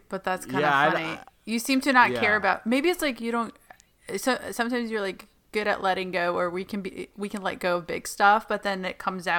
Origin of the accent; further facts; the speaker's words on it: Palestine; moved away; me growing up in Palestine in a war zone and under lockdown